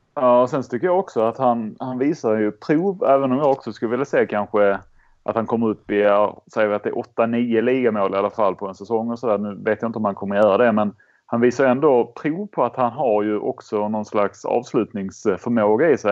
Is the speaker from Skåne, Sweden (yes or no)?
yes; Skåne, Sweden; accent: Scanian (skånska); Jag har redan en grötig skånska